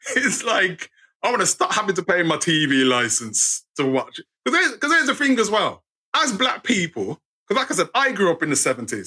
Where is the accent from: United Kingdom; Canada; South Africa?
United Kingdom; we're British